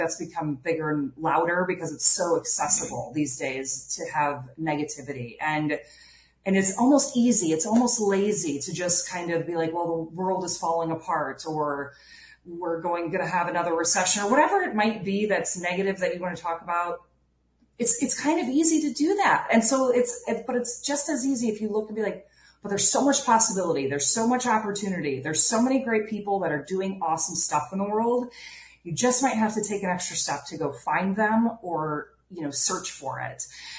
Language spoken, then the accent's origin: English; Iowa, United States; So like the Chicago Cubs, because I was from Iowa and we don't have professional sports, but Wrigley.